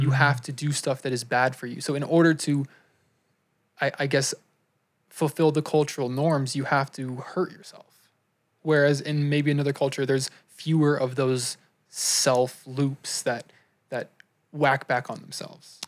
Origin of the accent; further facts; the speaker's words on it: United States; we grew up in America